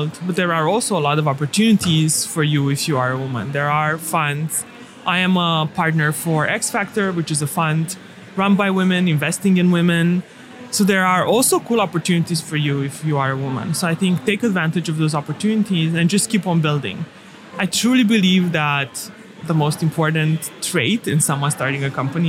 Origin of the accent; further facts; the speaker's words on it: Romania; moved away; I grew up in Romania